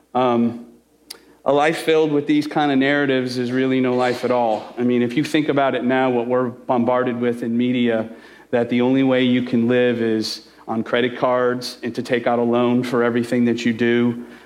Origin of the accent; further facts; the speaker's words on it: Chicago, Illinois, United States; I'm Italian, I'm from Chicago